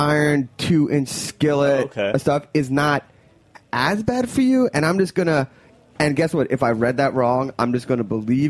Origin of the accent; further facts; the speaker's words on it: Montreal, Quebec, Canada; moved away; That's my hometown.